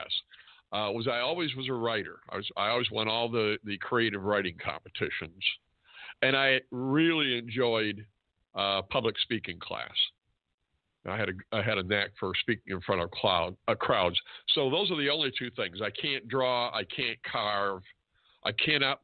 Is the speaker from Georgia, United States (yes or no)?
no; DeWitt, Michigan, United States; I grew up on a farm in DeWitt, Michigan, which is right in the middle of the mitten, right in the middle of the state.